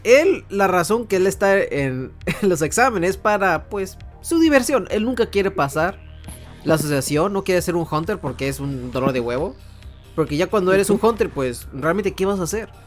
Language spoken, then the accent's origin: Spanish; Tijuana, Baja California, Mexico; Soy de Tijuana